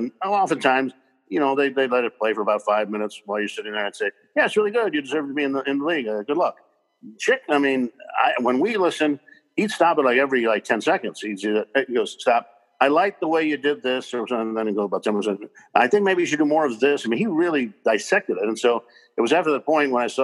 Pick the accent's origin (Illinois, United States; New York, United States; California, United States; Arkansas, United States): California, United States; Los Angeles; also born or lived in Chicago; now in Oregon, United States; growing up in Los Angeles